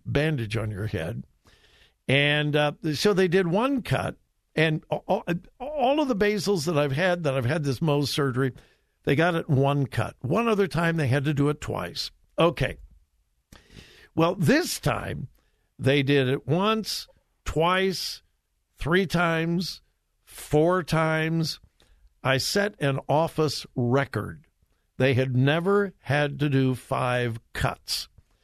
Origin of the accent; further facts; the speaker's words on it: Southern California, United States; I'm from Southern California, but I certainly wasn't a beach bum